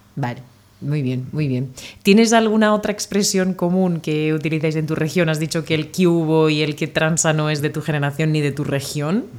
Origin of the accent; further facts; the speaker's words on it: Spain; de España